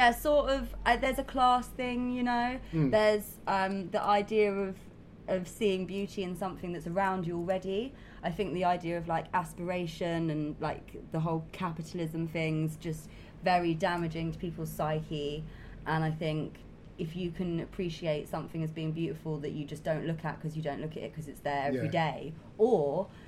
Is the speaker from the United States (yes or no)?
no; London, United Kingdom; I'm from London, and there's not much wildlife.